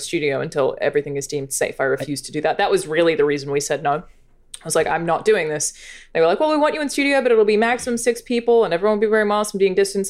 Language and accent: English; Australia; moved away; As an Australian